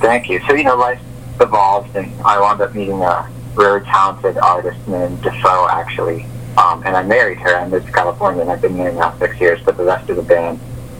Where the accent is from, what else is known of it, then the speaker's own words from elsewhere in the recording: Canada; moved away as an adult; It's just I came from Canada, and I've only lived here for 2 years